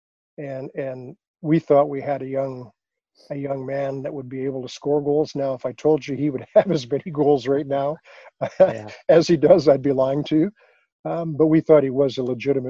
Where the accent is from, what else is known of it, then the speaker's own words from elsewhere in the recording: Regina, Saskatchewan, Canada; I grew up in Regina, Saskatchewan